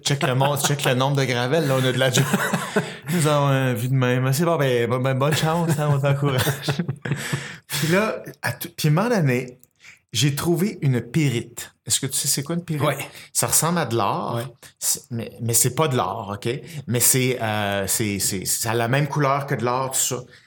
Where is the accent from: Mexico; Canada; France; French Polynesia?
Canada; Saint-Basile-le-Grand, Quebec; je suis né à Saint-Basile-le-Grand, puis mes, parents construisaient des maisons là